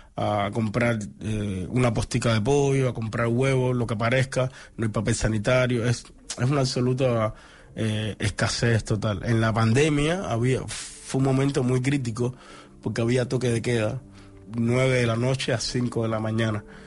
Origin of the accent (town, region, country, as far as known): Cuba; moved away as an adult; now in Barcelona, Spain